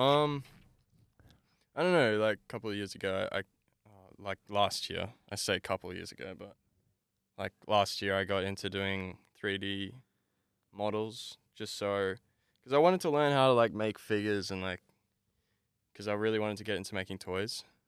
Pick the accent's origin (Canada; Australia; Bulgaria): Australia; Brisbane, Queensland; I grew up in Brackenridge, uh, Brisbane